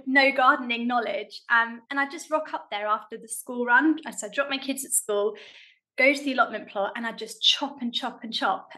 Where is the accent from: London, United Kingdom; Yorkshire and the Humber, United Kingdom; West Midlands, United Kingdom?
London, United Kingdom; I grew up in South London